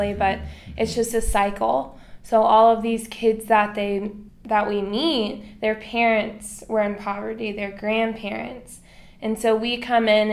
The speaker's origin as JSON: {"language": "English", "town": "Atlanta", "region": "Georgia", "country": "United States", "tie": "born or raised there", "moved": "as an adult", "lives_now": "Manila, Philippines", "said": "I'm from Atlanta, Georgia, and I graduated from Dunwoody High School"}